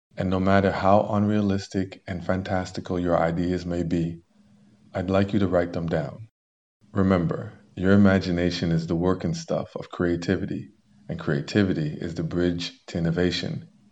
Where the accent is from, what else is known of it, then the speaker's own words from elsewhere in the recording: Canada; as a Canadian